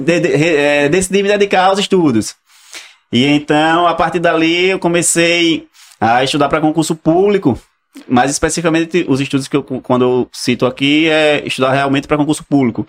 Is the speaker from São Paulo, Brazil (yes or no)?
no; Alagoas, Brazil; eu, particularmente, sou natural de Alagoas, do, do né? interior. Hum. E morava na zona rural